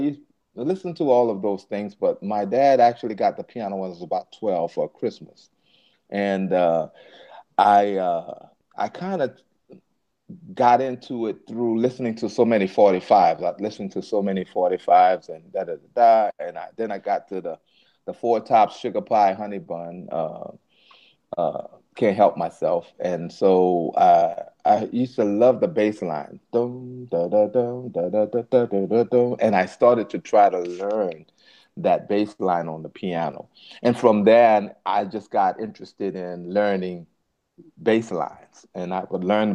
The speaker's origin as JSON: {"language": "English", "town": "New Orleans", "region": "Louisiana", "country": "United States", "tie": "born or raised there", "said": "I was born in New Orleans"}